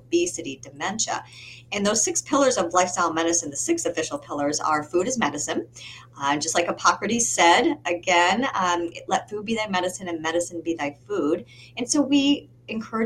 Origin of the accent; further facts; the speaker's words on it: Michigan, United States; now in Massachusetts, United States; I come from Michigan. I'm now living in Massachusetts